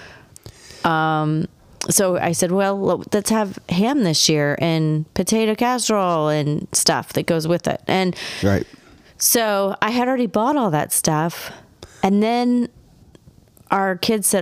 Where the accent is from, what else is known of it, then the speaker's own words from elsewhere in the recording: Texas, United States; I grew up in Texas